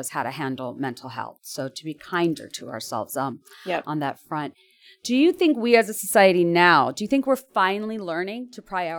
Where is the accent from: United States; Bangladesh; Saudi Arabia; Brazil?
Bangladesh; Dhaka, Dhaka Division; I grew up in Dhaka, Bangladesh